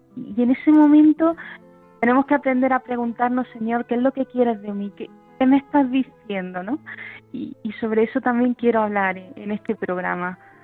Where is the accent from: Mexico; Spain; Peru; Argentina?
Spain; Granada, Andalusia; Yo soy de Granada y soy licenciada en Historia del Arte